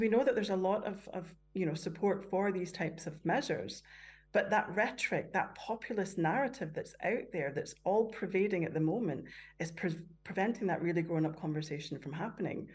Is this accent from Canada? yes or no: yes; Canada; moved away; growing up in Canada where there was a lot of, of drug taking round about me